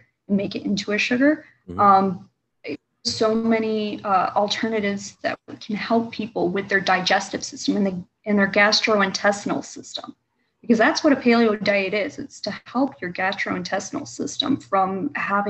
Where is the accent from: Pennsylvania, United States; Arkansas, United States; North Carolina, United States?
North Carolina, United States; Hampstead; now in Michigan, United States; I was raised in North Carolina